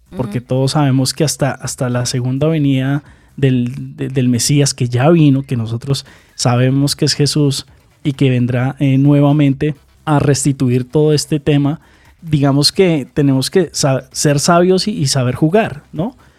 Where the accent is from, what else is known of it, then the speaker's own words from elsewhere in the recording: Colombia; aquí en Colombia